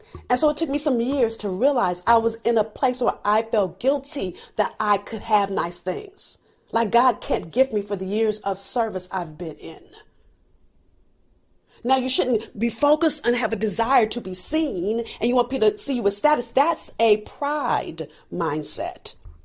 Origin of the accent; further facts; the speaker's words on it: California, United States; I'm from California. I don't know how to drive in the snow.